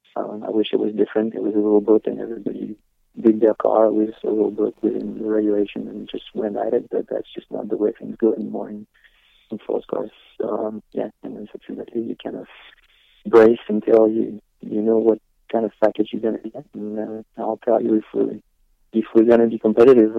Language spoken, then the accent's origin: English; Le Mans, Pays de la Loire, France; moved away; it's my hometown